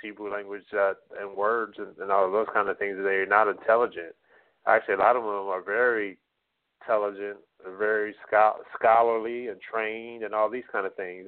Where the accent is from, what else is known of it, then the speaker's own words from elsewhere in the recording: United States; first language English; born and raised in America